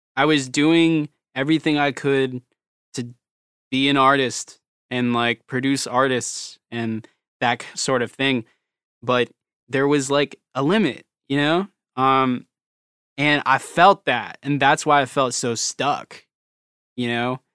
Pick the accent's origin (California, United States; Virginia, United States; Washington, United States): Virginia, United States; accent: country; I'm, like, from, like, Virginia right by D C, like, military everywhere